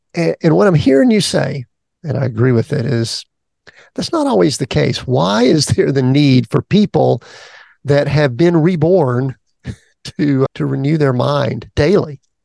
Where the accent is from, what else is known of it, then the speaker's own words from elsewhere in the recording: the South, United States; People know I'm from the South